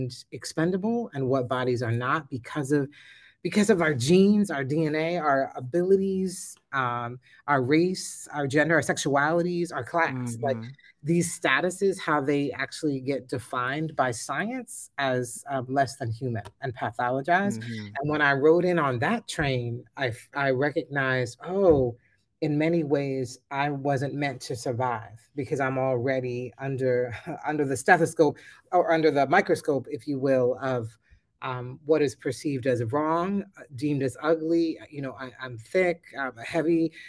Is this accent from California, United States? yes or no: no; Philadelphia, Pennsylvania, United States; I was born in 1970 in Philadelphia